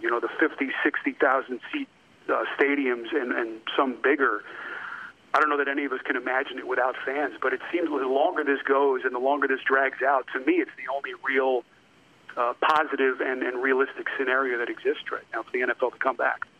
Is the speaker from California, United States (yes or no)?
no; New York, United States; moved away; I grew up in New York